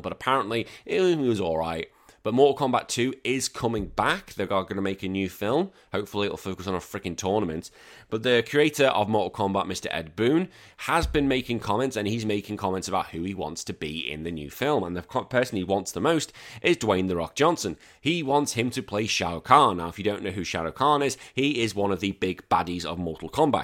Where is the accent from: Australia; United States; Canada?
Australia; I'm an Aussie